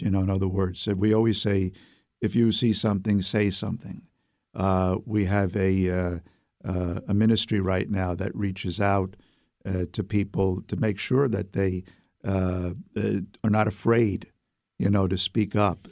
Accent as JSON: {"language": "English", "town": "New York City", "region": "New York", "country": "United States", "moved": "as an adult", "lives_now": "Albany, United States", "said": "Even though I come from Brooklyn, uh, I like being in Albany, and uh, I intend to stay."}